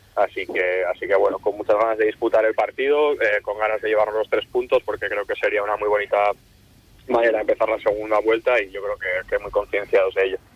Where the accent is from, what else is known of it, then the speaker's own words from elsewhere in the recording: San Sebastián, Basque Country, Spain; now in Santander, Spain; soy de Donosti